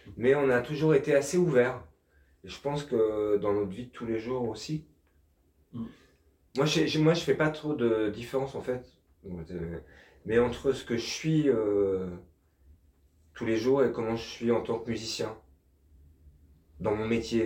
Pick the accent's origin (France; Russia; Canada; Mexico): France; on est français